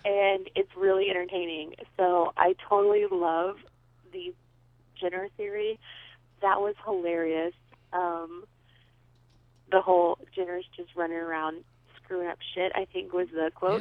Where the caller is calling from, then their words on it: Las Vegas, Nevada, United States; I'm calling you from Las Vegas, Nevada